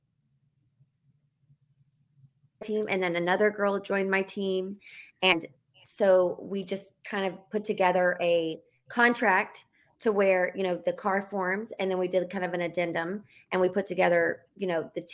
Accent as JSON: {"language": "English", "town": "Charlotte", "region": "North Carolina", "country": "United States", "moved": "as an adult", "lives_now": "Los Angeles, United States", "said": "I am from North Carolina, from Charlotte, and I live in Los Angeles. I've lived here over 15 years"}